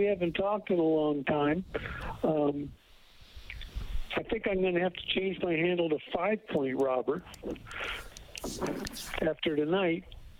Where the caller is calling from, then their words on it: central Mexico, Mexico; I'm calling from Central Mexico, where I moved about a year ago